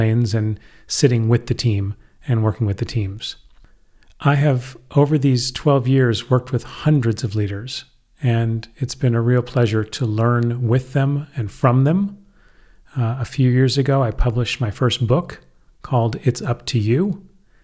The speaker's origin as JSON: {"language": "English", "town": "San Francisco", "region": "California", "country": "United States", "moved": "as an adult", "lives_now": "Madrid, Spain", "said": "I'm originally from San Francisco, California, and have been living in Madrid, Spain for over 30 years"}